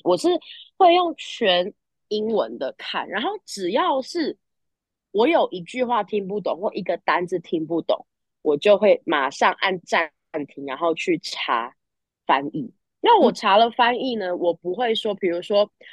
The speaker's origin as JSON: {"language": "Chinese", "country": "Taiwan", "tie": "born or raised there", "also_born_or_lived": "United States / Shanghai", "second_language": "Chinese", "moved": "yes", "lives_now": "Australia", "said": "我在，呃，美国出生嘛，然后对。待了几年才回台湾"}